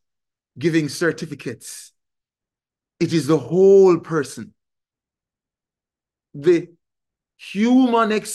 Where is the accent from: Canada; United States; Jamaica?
Jamaica; a Jamaican growing up in a country that is, the majority of us are Christian.